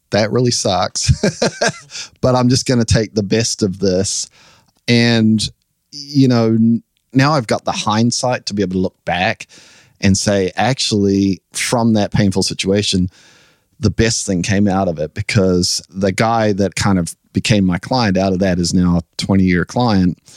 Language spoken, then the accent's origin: English; New Zealand; now in United States; So we came over from New Zealand, kind of chasing our dreams, and they played, and it went wildly successful, the show got signed. And so we decided we would move here to the US.